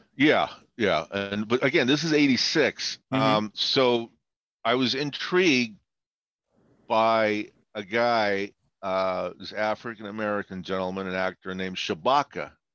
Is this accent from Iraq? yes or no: yes; Baghdad, Baghdad Governorate, Iraq; now in United States; I was born in Baghdad and uh, emigrated here uh, 55 years ago